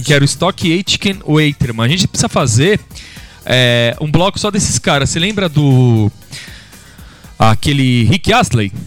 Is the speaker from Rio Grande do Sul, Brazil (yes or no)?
no; São Paulo, Brazil; do mesmo lugar que a gente é, aqui de São Paulo